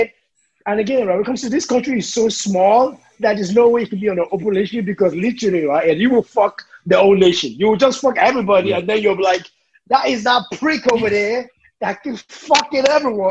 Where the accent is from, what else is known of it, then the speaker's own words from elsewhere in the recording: Ireland; I came here at the age of like 6, and I've been here since then. Never left. Home is Ireland, man.